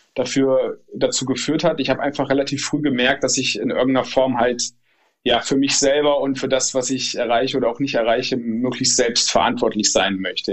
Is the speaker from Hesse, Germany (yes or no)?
yes; Northern Hesse, Germany; moved away as an adult; also born or lived in Stuttgart; meiner alten Heimat, wo ich jetzt auch wieder bin in Nordhessen